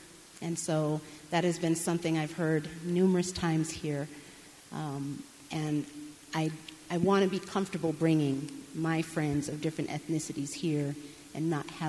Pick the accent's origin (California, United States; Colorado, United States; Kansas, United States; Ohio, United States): California, United States; I am born and raised in California. Dad was a Navy captain.